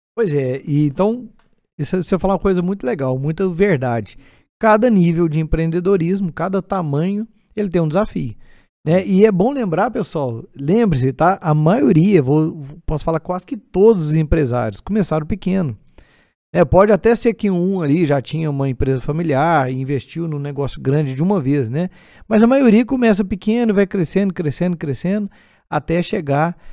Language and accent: Portuguese; Divinópolis, Minas Gerais, Brazil; isso aqui é lá da minha cidade